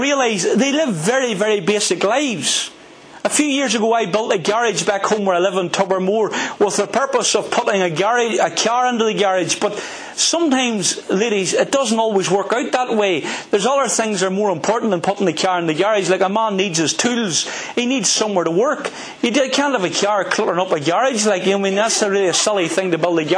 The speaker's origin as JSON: {"language": "English", "region": "Northern Ireland", "country": "United Kingdom", "said": "I'm from Northern Ireland"}